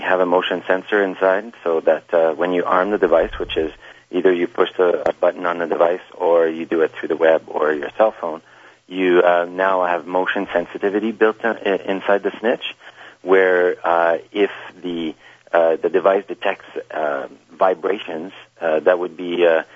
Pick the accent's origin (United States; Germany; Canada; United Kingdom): Canada; we come from Canada